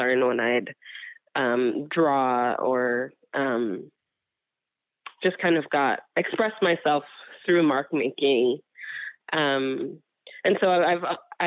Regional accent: New York, United States; I am from New York

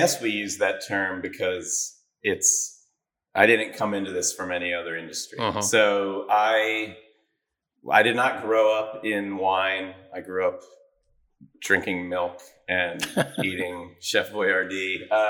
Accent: United States; also born or lived in Virginia / Ohio / Oregon; I grew up in Virginia and Ohio.

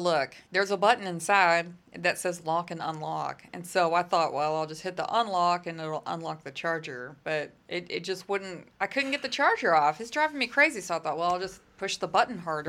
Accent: Permian Basin, Texas, United States; I'm from the Permian Basin, so I'm gas all the way

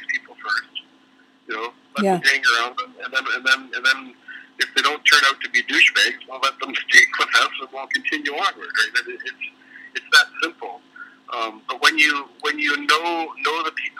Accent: Oshawa, Ontario, Canada; now in Maple Ridge, Canada; I grew up in Oshawa

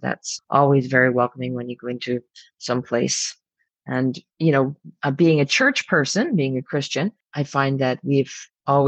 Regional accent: Ottawa, Ontario, Canada; I grew up right in this city. I've never left

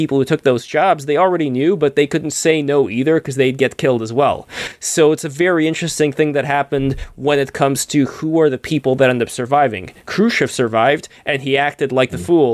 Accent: Saint Petersburg, Russia; moved away; I am originally from the USSR, I was born in St. Petersburg, Russia in 1988

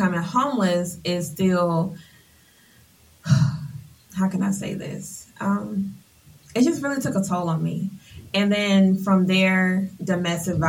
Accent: Atlanta, Georgia, United States; I hail from Atlanta, Georgia. I have attended Continental Colony, North Atlanta High School

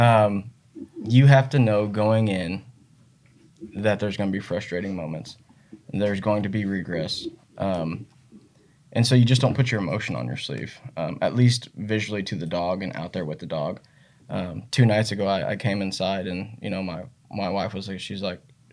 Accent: Northwest Missouri, United States; I grew up in Northwest Missouri, obviously like you did, where the hunting's phenomenal here

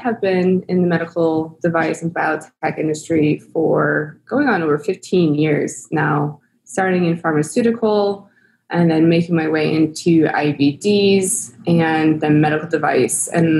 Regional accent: East Coast, United States; moved away as an adult; now in San Diego, United States; I grew up in the East Coast

